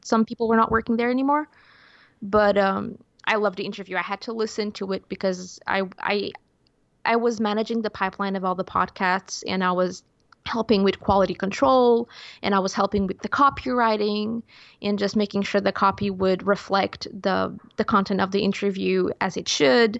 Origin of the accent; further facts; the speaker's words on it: Portugal; English is a second language; growing up in Portugal, such a small country